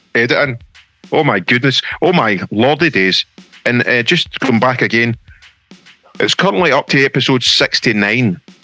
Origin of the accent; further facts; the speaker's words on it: Stevenage, East of England, United Kingdom; I grew up in Stevenson Herks